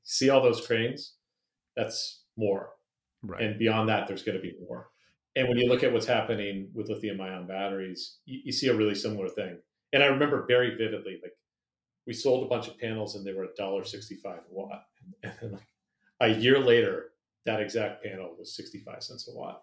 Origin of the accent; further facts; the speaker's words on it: Santa Rosa, California, United States; also born or lived in Oakland, California / Hawaii; we moved to Santa Rosa when I was eight